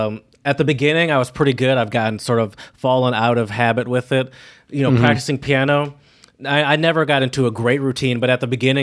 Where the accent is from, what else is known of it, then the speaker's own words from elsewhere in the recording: United States; But I'm American.